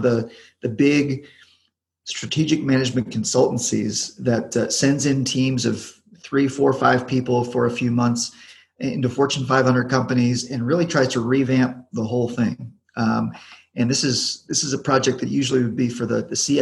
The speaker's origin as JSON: {"language": "English", "town": "Charlotte", "region": "North Carolina", "country": "United States", "tie": "born or raised there", "moved": "as an adult", "said": "I grew up in Charlotte, North Carolina"}